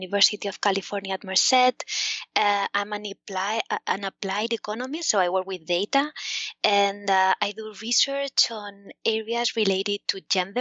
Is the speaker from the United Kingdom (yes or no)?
no; Spain; the government of Spain, where I'm from, in case you hadn't noticed from my accent